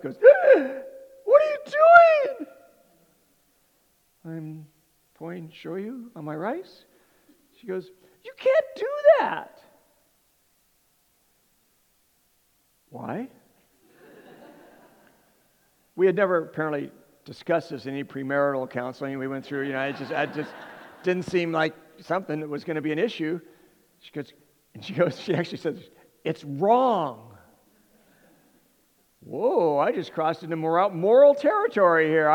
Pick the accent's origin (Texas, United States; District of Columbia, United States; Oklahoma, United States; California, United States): California, United States; Southern; now in Hawaii, United States; I come from, where I was raised in Southern California